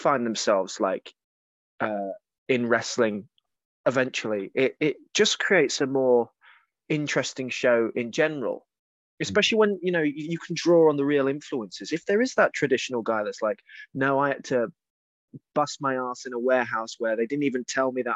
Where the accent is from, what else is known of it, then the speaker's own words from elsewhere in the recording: Kent, South East England, United Kingdom; Growing up in Kent, there wasn't schools down there.